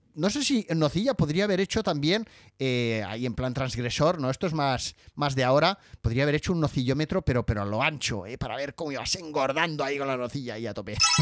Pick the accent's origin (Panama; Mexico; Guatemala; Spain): Spain; Barcelona, Catalonia; yo nací en las Ramblas de Barcelona